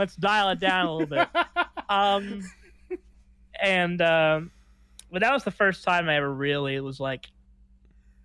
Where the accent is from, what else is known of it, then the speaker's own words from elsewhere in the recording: Baton Rouge, Louisiana, United States; moved away as an adult; now in Los Angeles, United States; my hometown of Baton Rouge, Louisiana